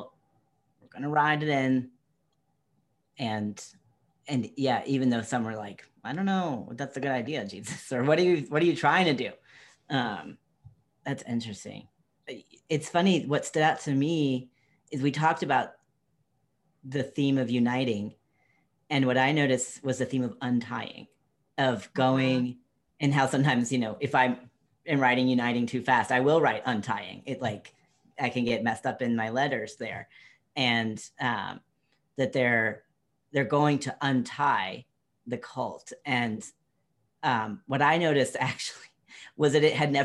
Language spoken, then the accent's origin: English; North Carolina, United States; moved away as an adult; also born or lived in Washington, District of Columbia, United States; born and raised in North Carolina, but had a journey away from it